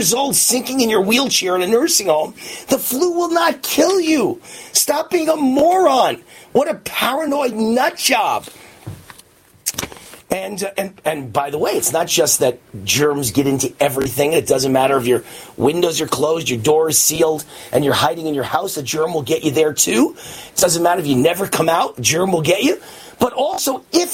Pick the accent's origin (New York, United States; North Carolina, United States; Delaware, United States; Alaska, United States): New York, United States; now in Las Vegas, United States; as a kid growing up in New York